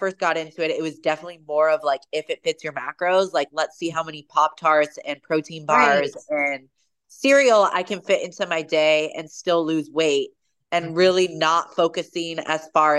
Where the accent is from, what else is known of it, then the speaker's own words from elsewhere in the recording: Puyallup, Washington, United States; grew up in Puyallup. So from born and raised in Washington